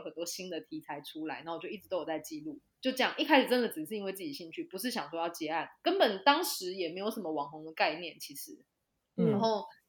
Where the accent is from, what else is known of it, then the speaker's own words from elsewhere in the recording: Taichung, Taiwan; 我是台中人嘛，所以我就回到台中去大雅区的农会实习